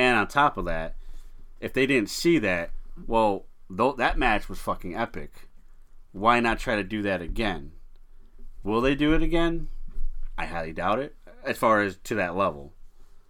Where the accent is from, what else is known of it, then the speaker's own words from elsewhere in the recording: United States; I've lived in this country my entire life, and I'm proud to say I'm an American citizen